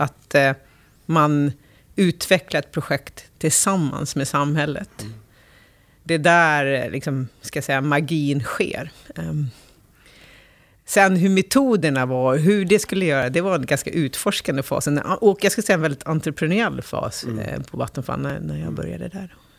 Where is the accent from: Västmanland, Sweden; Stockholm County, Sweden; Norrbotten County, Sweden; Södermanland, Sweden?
Stockholm County, Sweden; Älmsta; så jag växte upp i, i Roslagen, i en liten by som heter Älmsta